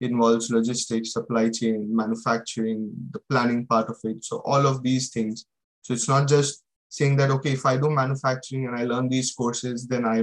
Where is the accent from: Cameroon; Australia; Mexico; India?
India; moved away as an adult; now in United Kingdom; I came from India without any experience. I did my bachelor's and directly came for my master's